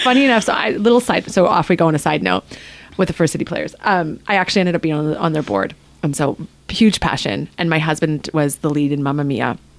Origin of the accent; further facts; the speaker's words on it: Canada; now in Ketchikan, United States; I'm actually Canadian